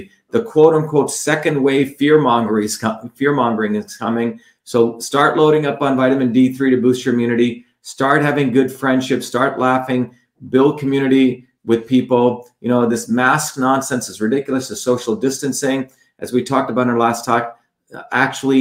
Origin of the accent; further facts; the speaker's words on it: India; moved away; growing up in India